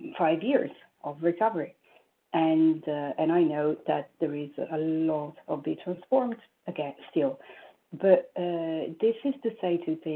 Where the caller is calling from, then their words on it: New York, United States; I am calling from New York.